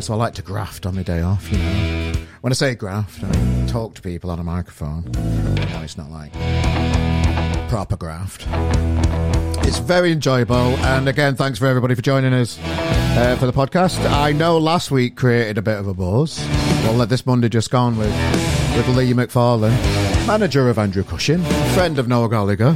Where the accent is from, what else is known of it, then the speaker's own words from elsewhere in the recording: Australia; I'm an Aussie bastard